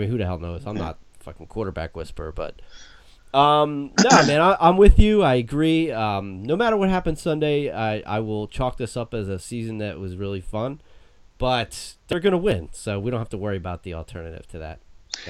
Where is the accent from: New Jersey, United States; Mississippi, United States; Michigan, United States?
New Jersey, United States; we're from Jersey.